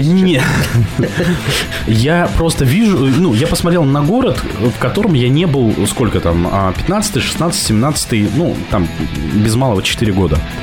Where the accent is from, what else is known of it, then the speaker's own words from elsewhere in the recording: Kamchatka Krai, Russia; moved away as an adult; Я, э, уехал в четырнадцатом году с Камчатки.